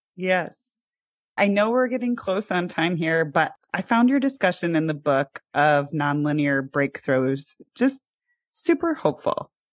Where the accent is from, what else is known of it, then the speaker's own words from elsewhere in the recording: Midwest, United States; I grew up in the Midwest